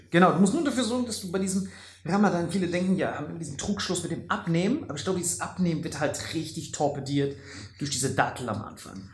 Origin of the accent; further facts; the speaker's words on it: Germany; Bei uns in Deutschland